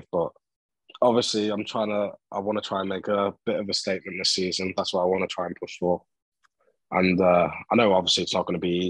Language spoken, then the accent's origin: English; England, United Kingdom; I'm English.